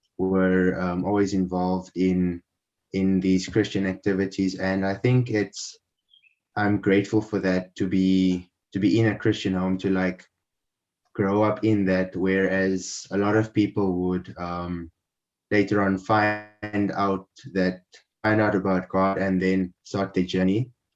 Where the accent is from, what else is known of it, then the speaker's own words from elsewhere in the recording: Windhoek, Khomas, Namibia; born there; Yeah, so I was born in Namibia, in the capital city, Windhoek.